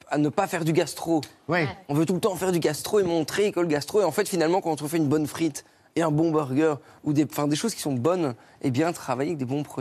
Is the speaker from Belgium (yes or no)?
yes; Belgium; Moi, je suis belge, donc moi, j'avoue que d'ouvrir notre friterie, je dirais pas non.